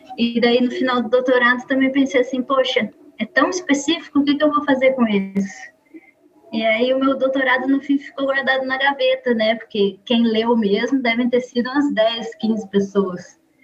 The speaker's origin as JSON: {"language": "Portuguese", "town": "Campinas", "region": "São Paulo", "country": "Brazil", "also_born_or_lived": "Portugal", "moved": "as an adult", "lives_now": "Goiânia, Brazil", "said": "Quando passei na UFG em 2016, mudei para Goiânia, eu sou de Campinas, São Paulo"}